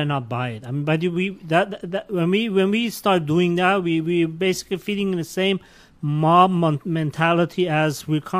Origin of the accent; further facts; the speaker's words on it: Germany; now in United States; I grew up among Turks. As I said, I grew up in Germany.